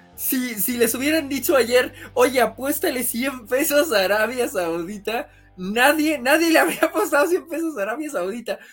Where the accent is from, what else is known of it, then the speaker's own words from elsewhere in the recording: Mexico; como mexicanos